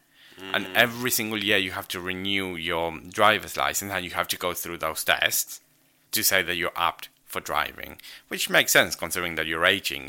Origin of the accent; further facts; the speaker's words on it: Argentina; English is a second language; maybe it's because I grew up in Argentina, so for me, the Argentinian ones kind of make sense and the British don't.